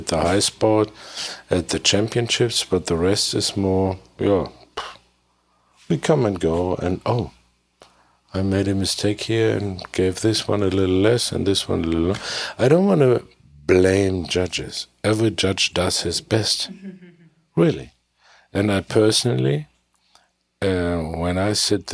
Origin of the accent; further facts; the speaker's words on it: Germany; English is a second language; my English, I'm from Germany, it's not good enough.